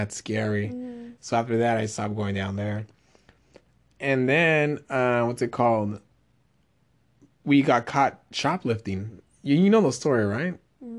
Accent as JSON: {"language": "English", "region": "Texas", "country": "United States", "said": "I'm from Texas."}